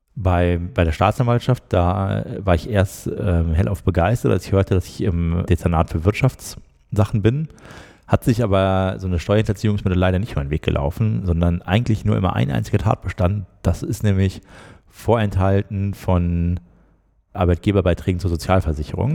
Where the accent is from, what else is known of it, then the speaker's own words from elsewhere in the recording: Schwerte, North Rhine-Westphalia, Germany; moved away as an adult; also born or lived in Bonn; ich komme aus der Nähe von Dortmund, aus Schwerte.